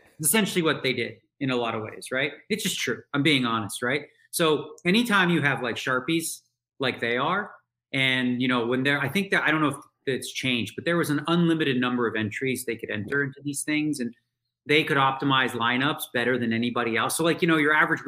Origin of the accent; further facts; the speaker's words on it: Toronto, Ontario, Canada; I grew up in Toronto